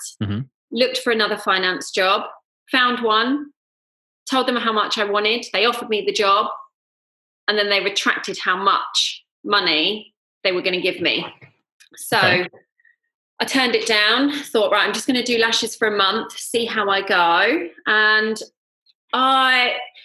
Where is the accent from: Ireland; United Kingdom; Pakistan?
United Kingdom; Surrey, South East England; moved away as an adult; now in London, United Kingdom; So I grew up in Surrey, lived in Surrey